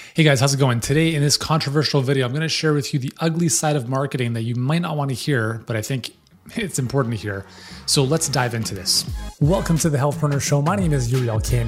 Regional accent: Canada; as a Canadian

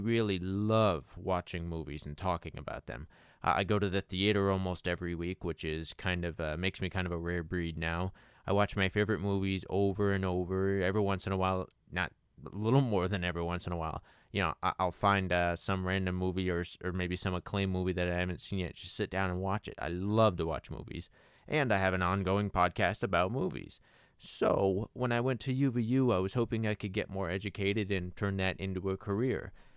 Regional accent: Las Vegas, Nevada, United States; also born or lived in Henderson, Nevada / Utah; I was born and raised in Las Vegas and Henderson, Nevada. I'm still here

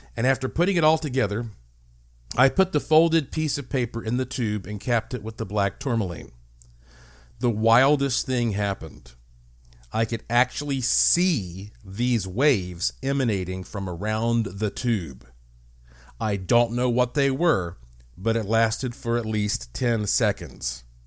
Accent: Asheville, North Carolina, United States; I was born in Asheville, North Carolina. And my family, you know, it's, that's the heart of the Blue Ridge Mountains

